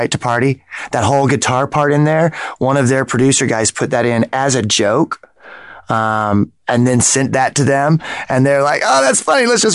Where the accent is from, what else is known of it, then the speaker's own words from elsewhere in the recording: Tulsa, Oklahoma, United States; moved away; I grew up in Tulsa, Oklahoma, which is also small.